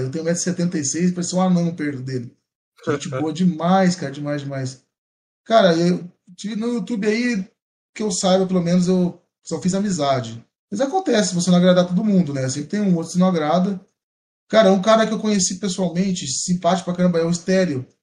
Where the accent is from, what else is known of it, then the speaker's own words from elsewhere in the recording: São João da Boa Vista, São Paulo, Brazil; eu sou de São Boa Vista, eu tô mais próximo de Mogi Guaçu